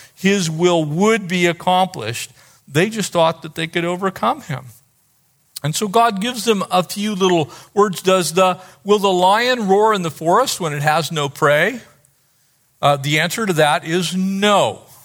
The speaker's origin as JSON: {"language": "English", "area": "San Diego County", "region": "California", "country": "United States", "tie": "born or raised there", "said": "I grew up in San Diego County"}